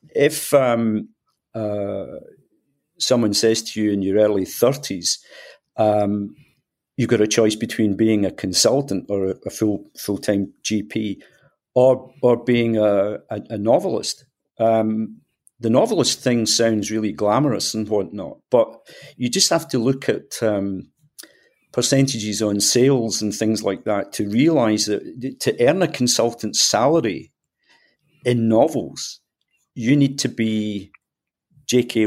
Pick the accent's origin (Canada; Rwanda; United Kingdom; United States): United Kingdom; Scotland; accent: Scottish; as people will tell from my accent, I'm, I'm Scottish